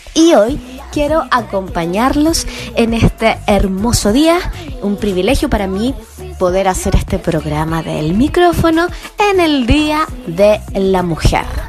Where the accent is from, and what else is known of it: Chile